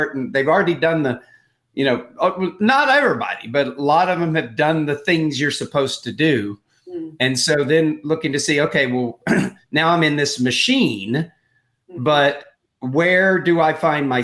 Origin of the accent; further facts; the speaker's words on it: Texas, United States; I grew up in Texas.